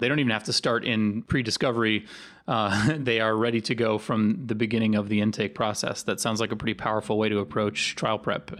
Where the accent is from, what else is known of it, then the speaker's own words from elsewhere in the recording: Northern Virginia, United States; I'm from Northern Virginia